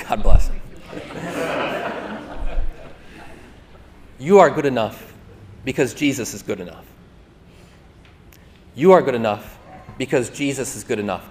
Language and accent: English; Lake Orion, Michigan, United States; I'm a suburban kid, okay? You know, family, white collar, didn't have a lot of need for chainsaws growing up in Lake Orion